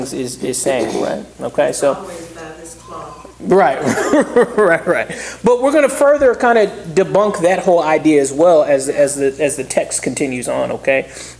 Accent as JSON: {"language": "English", "region": "Southeast Georgia", "country": "United States", "tie": "born or raised there", "said": "I grew up in Southeast Georgia"}